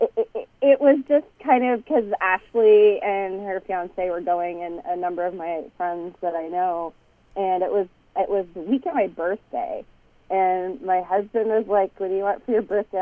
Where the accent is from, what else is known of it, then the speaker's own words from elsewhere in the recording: Canada; I'm Canadian.